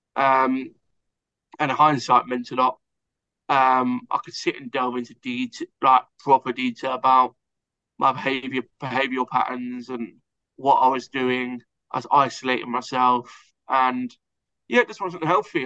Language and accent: English; Hertfordshire, East of England, United Kingdom; I'm Hertfordshire, so just outside of London, England.